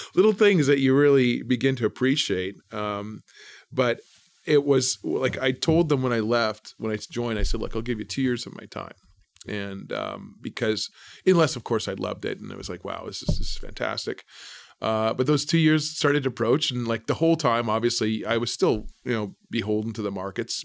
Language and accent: English; Manitoba, Canada; moved away as an adult; also born or lived in Brandon, Manitoba; now in Toronto, Canada; I'm from coming from Manitoba